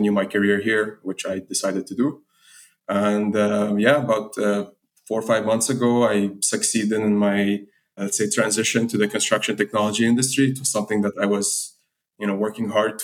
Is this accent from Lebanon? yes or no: yes; Lebanon; moved away; also born or lived in United Arab Emirates; I'm from Lebanon. I grew up in the Middle East. I moved to the UAE at a younger age